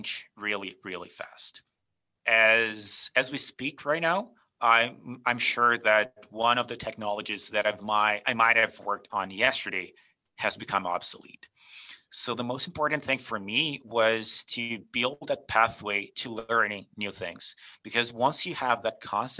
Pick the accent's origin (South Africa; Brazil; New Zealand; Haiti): Brazil; moved away as an adult; also born or lived in Calgary, Canada; now in Canada; I grew up in Brazil. I was born and raised there.